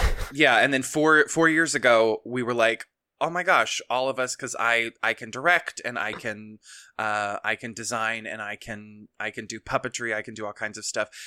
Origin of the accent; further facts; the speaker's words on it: Kentucky, United States; moved away as an adult; now in Maine, United States; I'm originally from Kentucky, and I moved to Maine two years ago, three years ago this August